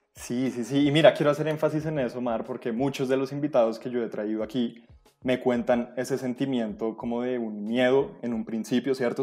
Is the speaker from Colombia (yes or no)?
yes; Colombia; como cualquier colombiano